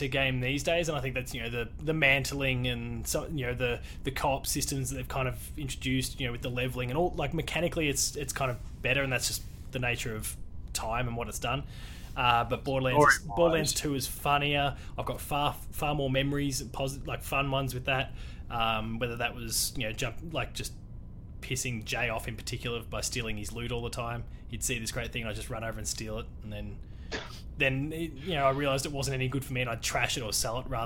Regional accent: Australia; being Australian

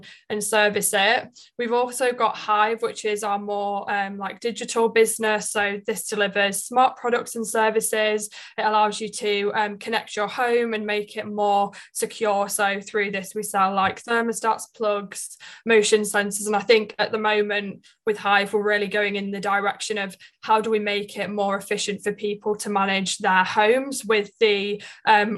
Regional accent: Leeds, Yorkshire and the Humber, United Kingdom; now in London, United Kingdom; I'm from Leeds, so I'm currently living in London

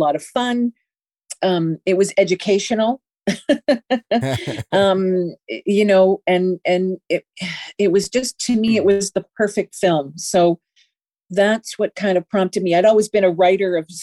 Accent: Canada; in being Canadian, we don't get the same types of sort of history classes that America gets

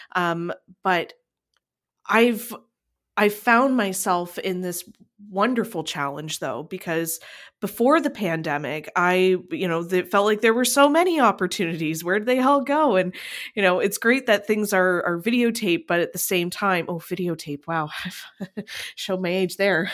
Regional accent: Niagara, Ontario, Canada; I come from Niagara.

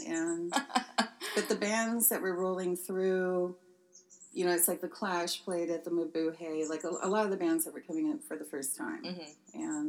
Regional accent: San Luis Obispo, California, United States; born or raised there

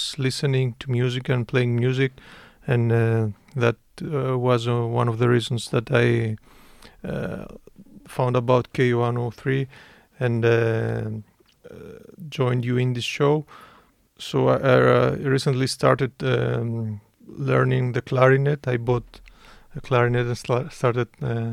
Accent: Greece; moved away as an adult; also born or lived in Athens, Greece / Stockholm, Sweden; now in Gothenburg, Sweden; I'm from Greece

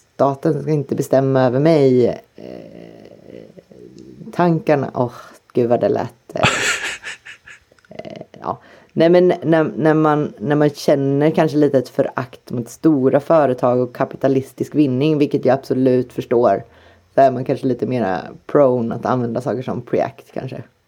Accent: Sweden; jag är ju pur svensk

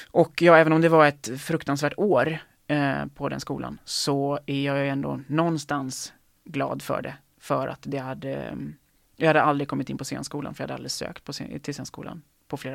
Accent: Lerum, Västra Götaland, Sweden; Um, jag tror att det är Göteborg som gäller för mig. Um, ehm, så, alltså, så nära min hemstad som möjligt, eller som jag kan komma, då är det Göteborg.

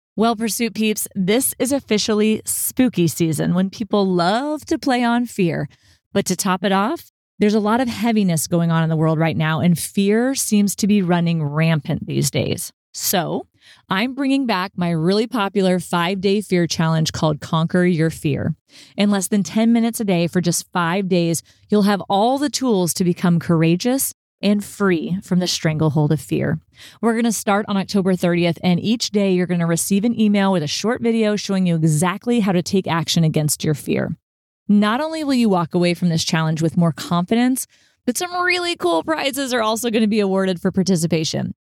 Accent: Texas, United States; I'm from Texas

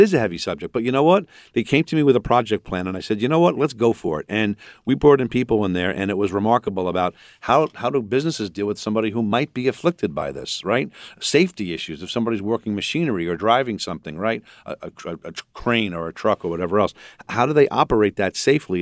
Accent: Rockville Centre, New York, United States; also born or lived in Astoria, New York; now in Malvern, United States; I, I'm originally from Astoria, and I grew up in Rockville Center, and I, and I live in Malvern.

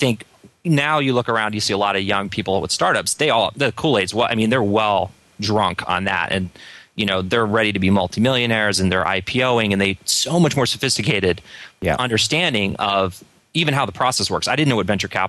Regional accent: Philadelphia, Pennsylvania, United States; I got back to my hometown. I was raised in Northern Philadelphia area

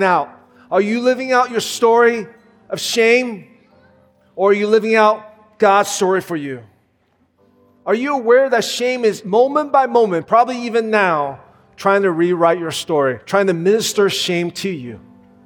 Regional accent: United States; I grew up in the Asian American community

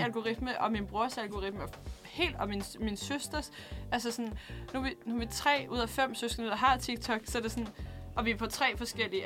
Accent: Denmark; jeg er fra Hundvig

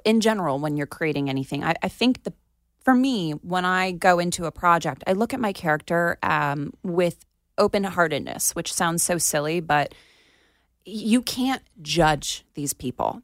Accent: Plantation, Florida, United States; my hometown in Plantation

